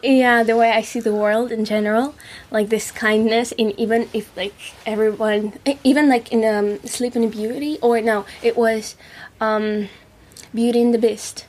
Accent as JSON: {"language": "English", "region": "Moscow", "country": "Russia", "also_born_or_lived": "Paris / Czech Republic", "second_language": "English", "moved": "as an adult", "lives_now": "Colchester, United Kingdom", "said": "I'm from Moscow. It's a big city and it's about 16 million people."}